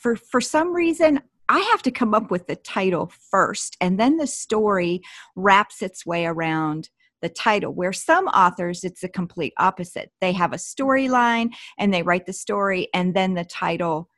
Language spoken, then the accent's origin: English; Pennsylvania, United States; growing up in Amish country